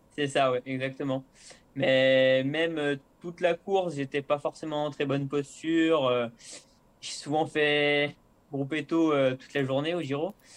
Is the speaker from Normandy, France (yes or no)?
no; La Motte-Servolex, Auvergne-Rhône-Alpes, France; also born or lived in Chambéry / La Biolle; je suis né à Chambéry, mais j'ai passé mon enfance à la mode Servolex